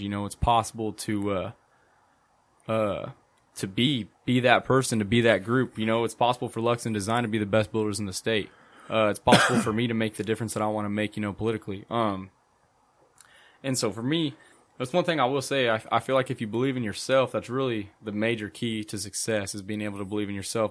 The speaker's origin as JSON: {"language": "English", "town": "Hutchinson", "region": "Kansas", "country": "United States", "tie": "born or raised there", "said": "I grew up here in Hutchinson."}